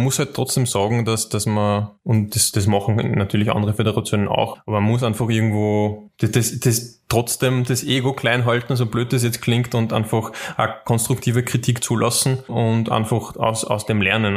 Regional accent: Schwertberg, Upper Austria, Austria; in Schwertberg, also in meiner Heimatstadt

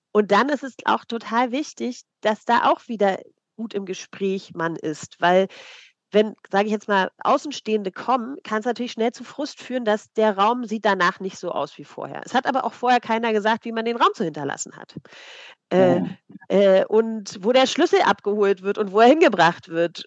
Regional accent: East Germany, Germany; ich komme aus der DDR-Kirche

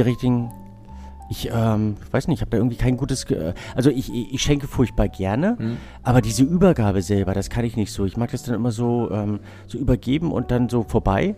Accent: Binz, Mecklenburg-Vorpommern, Germany; ich, ich bin in Binz groß geworden

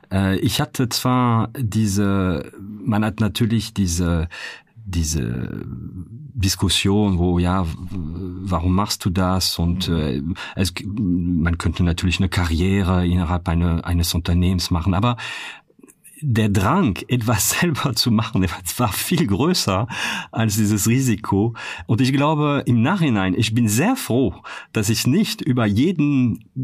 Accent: France; now in Cologne, Germany; man könnte sagen, ich bin Kölner Franzose, muss man sagen

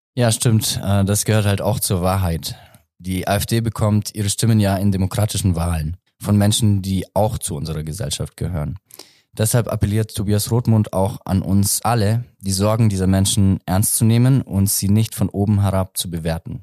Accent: Augsburg, Bavaria, Germany; ich komme aus Augsburg

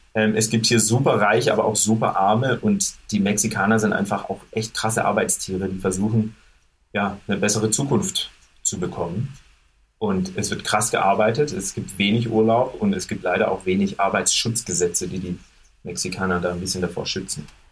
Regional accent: Germany; moved away as an adult; now in Mexico City, Mexico

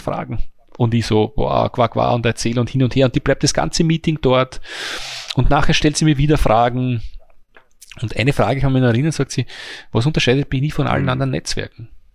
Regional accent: Mannersdorf am Leithagebirge, Lower Austria, Austria; ich bin nur ein kleines Licht aus Mannersdorf am Leitergebirge

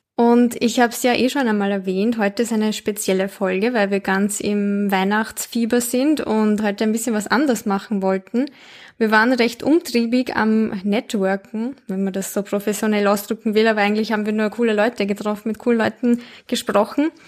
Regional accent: Linz, Upper Austria, Austria; Ich bin nämlich in Linz aufgewachsen

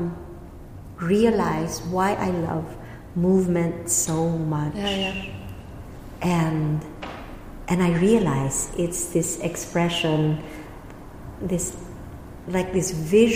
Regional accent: Philippines; moved away; With Filipino, from my home country, with Filipino and with German, I stutter still.

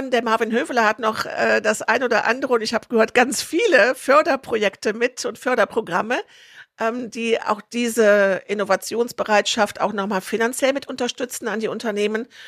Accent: Troisdorf, North Rhine-Westphalia, Germany; born there; ich bin in Trostorf geboren

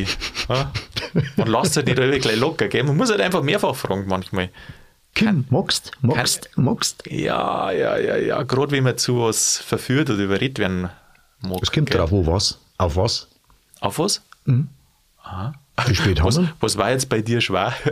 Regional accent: Bavaria, Germany; Als Bayer kannst du sagen, na, go niemals nicht.

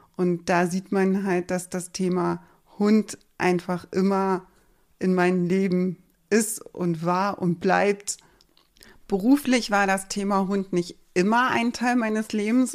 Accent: Berlin, Germany; moved away as an adult; now in Schleswig-Holstein, Germany; ich komme ursprünglich aus Berlin, wurde dort geboren

